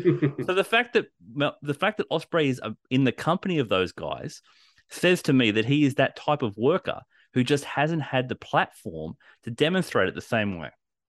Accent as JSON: {"language": "English", "country": "Australia", "said": "We're Australian. It's built into us."}